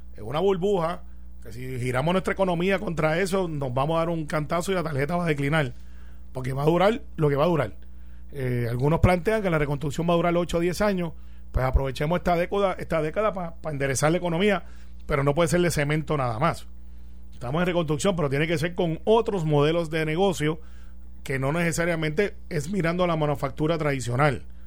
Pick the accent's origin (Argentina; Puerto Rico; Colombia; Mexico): Puerto Rico; soy puertorriqueño